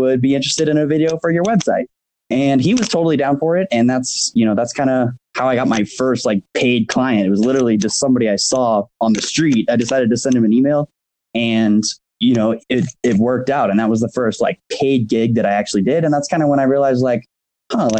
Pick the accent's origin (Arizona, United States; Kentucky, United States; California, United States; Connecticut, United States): Arizona, United States; Phoenix; now in Lake Tahoe, United States; I grew up in Phoenix